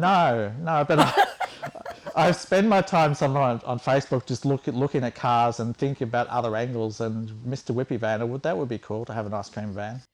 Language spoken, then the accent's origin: English; Warragul, Victoria, Australia; We're from Warragul